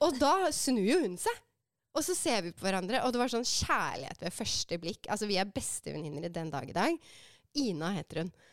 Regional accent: Oslo, Norway; also born or lived in San Francisco, United States; Jeg er fra Romsås

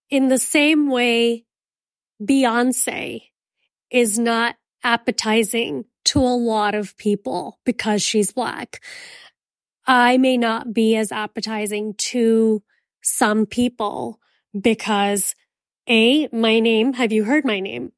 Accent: Miami, Florida, United States; I'm from Miami

